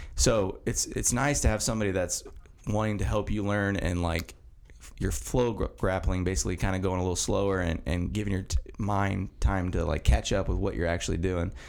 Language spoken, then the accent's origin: English; Mount Vernon, Indiana, United States; the house I grew up in is in Mount Vernon. It's on 700 West